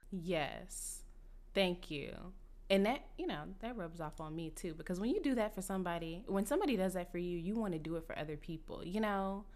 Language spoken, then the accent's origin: English; Dallas, Texas, United States; I'm from Dallas